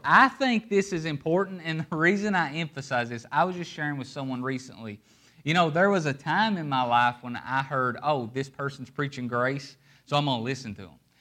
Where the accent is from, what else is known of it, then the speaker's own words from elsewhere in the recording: Appalachia, United States; I'm from Appalachia, and in Appalachia, we don't live on streets, we live in hollers.